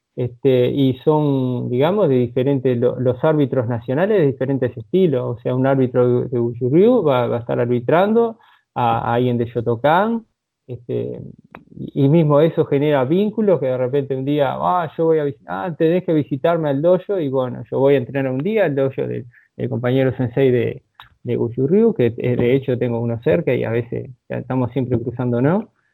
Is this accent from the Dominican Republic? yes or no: no; Uruguay; como uruguayo, eh, a tomar unos mates o un asado no va a faltar